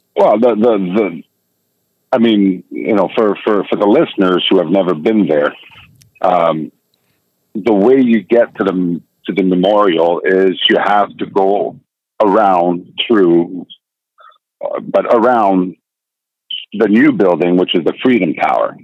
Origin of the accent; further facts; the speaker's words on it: Canada; also born or lived in United States; I'm a Canadian citizen